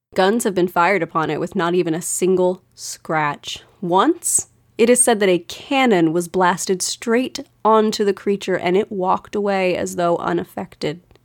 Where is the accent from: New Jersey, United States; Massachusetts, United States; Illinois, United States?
New Jersey, United States; I was born in New Jersey. My extended family's there. My parents were born and raised there